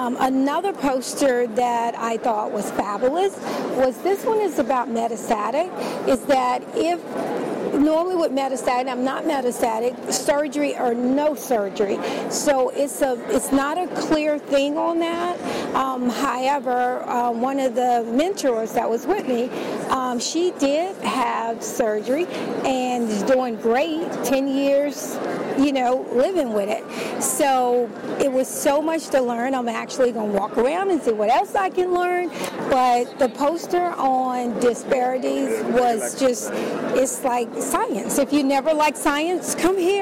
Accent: Richmond, Virginia, United States; I'm from Richmond, Virginia.

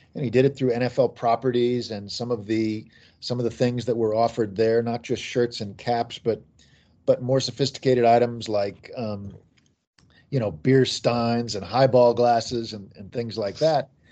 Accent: Kansas City, Missouri, United States; I grew up in Kansas City and was a Chiefs fan

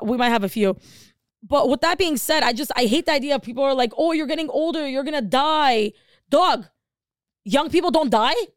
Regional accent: Los Angeles, California, United States; we're from Los Angeles.

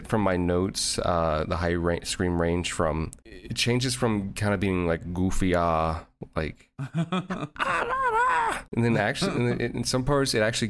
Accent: Louisville, Kentucky, United States; I'm from Louisville, Kentucky.

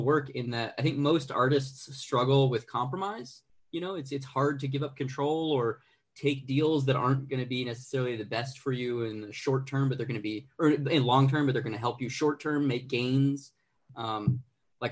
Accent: Arizona, United States; now in Los Angeles, United States; I'm originally from Arizona. I live in Los Angeles

